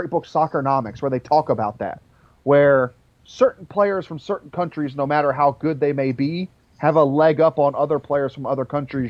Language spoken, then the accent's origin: English; United States; being American.